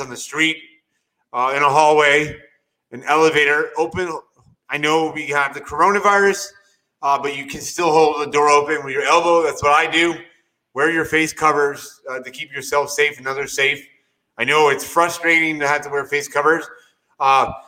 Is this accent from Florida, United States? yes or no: yes; St. Petersburg, Florida, United States; moved away as an adult; now in Orlando, United States; It's my hometown where I was born and raised.